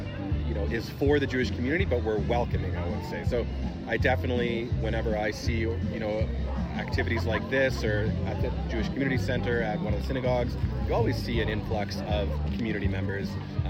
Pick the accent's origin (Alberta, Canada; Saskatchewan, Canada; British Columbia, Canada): Alberta, Canada; Calgary; I've been in Calgary for my whole life, for 30 years